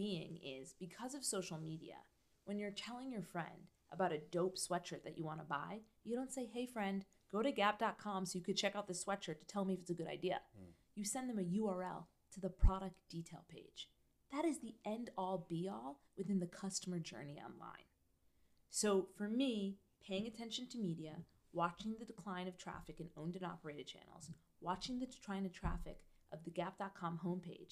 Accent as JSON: {"language": "English", "region": "New York", "country": "United States", "tie": "born or raised there", "said": "I grew up in New York"}